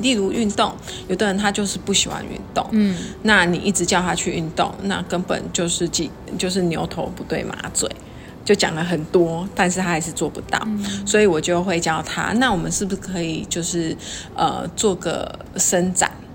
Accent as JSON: {"language": "Chinese", "country": "Taiwan", "said": "我们台湾人哦， 就是吃安眠药哦， 真的是也是世界上数一数二的哦"}